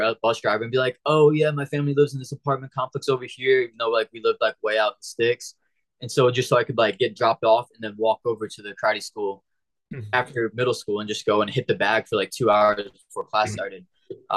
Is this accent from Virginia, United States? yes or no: no; St. Louis, Missouri, United States; moved away as an adult; also born or lived in Springfield, Missouri; now in South Florida, United States; I left my hometown of St. Louis, went to Springfield, which is like 3 hours southwest